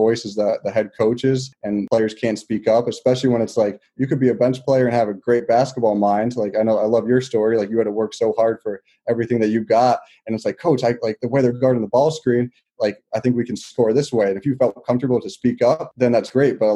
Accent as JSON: {"language": "English", "region": "Connecticut", "country": "United States", "tie": "born or raised there", "said": "I grew up in Connecticut"}